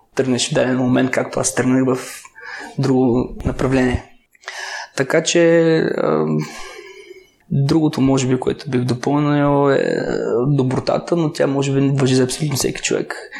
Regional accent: Gabrovo, Gabrovo Province, Bulgaria; аз съм от Гавро

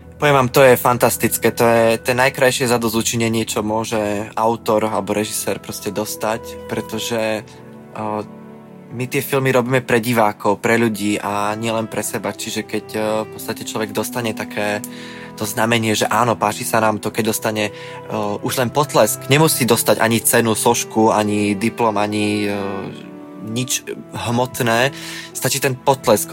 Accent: Veľký Krtíš, Banská Bystrica Region, Slovakia; v tom mojom rodnom meste Veľký Krtíž

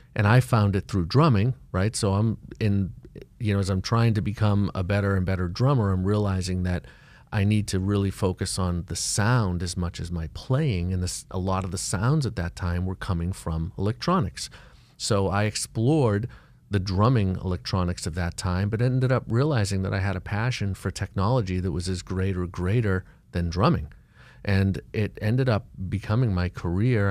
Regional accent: Boston, Massachusetts, United States; moved away as an adult; now in Miami, United States; I'm from Boston

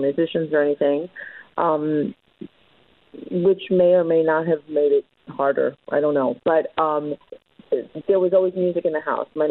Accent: New York City, New York, United States; moved away as an adult; also born or lived in Manhattan / Co-op City, the Bronx; now in Los Angeles, United States; I grew up in Brooklyn in Williamsburg.

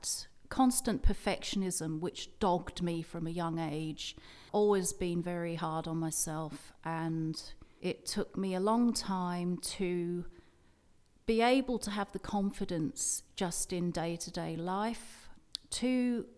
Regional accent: England, United Kingdom; now in Perth; I was brought up in a rectory, which in England is a sort of house for vicars

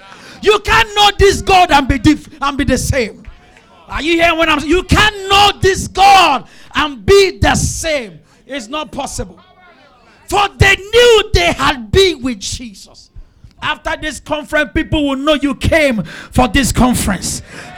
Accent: Obalende, Lagos, Nigeria; I grew up in Obalende. I saw my mate smoke and drink.

